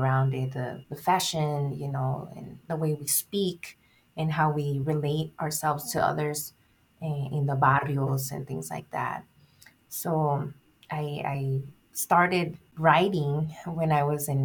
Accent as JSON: {"language": "English", "town": "Nogales", "region": "Arizona", "country": "United States", "tie": "born or raised there", "said": "I was born and raised here in Nogales, Arizona, and I was living in Nogales, Sonora for the first part of my life"}